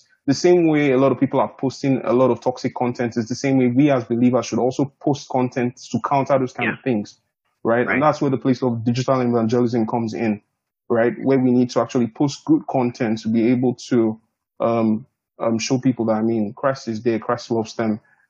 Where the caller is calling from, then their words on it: Canberra, Australian Capital Territory, Australia; I'm tuning in from Canberra, Australia, actually.